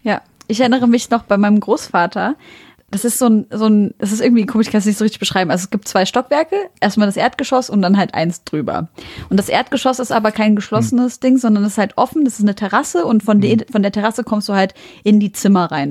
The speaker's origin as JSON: {"language": "German", "country": "Syria", "moved": "yes", "lives_now": "Germany", "said": "ich bin aus Syrien"}